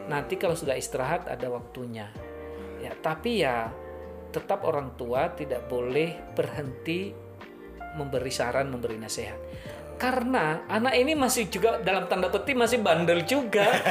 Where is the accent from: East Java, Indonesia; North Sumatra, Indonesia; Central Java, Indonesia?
North Sumatra, Indonesia; Nias; now in Semarang, Indonesia; Saya dari Niasya